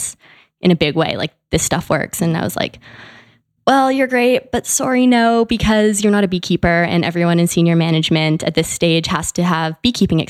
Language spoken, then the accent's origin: English; Canada; also born or lived in Vancouver, Canada; I'm from Canada, so I went to school in Vancouver.